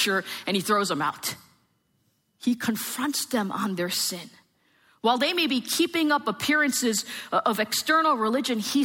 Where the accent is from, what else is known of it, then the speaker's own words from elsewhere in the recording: New Jersey, United States; I am from New Jersey.